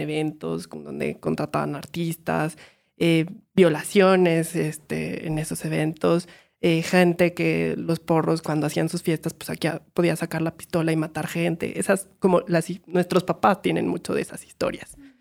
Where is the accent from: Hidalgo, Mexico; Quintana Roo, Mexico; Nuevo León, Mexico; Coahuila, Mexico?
Hidalgo, Mexico; Pachuca; moved away; soy de Pachuca